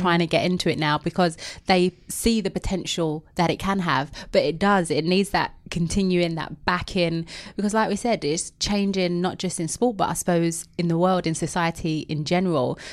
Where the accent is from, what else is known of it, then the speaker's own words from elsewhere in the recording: London, United Kingdom; I know I've got an accent. I'm from the East End of London. Very proud of it.